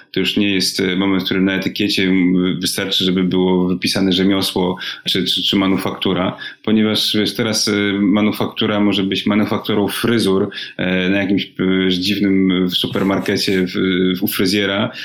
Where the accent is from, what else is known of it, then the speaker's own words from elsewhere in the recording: Warsaw, Masovian Voivodeship, Poland; moved away as an adult; jesteśmy z Warszawy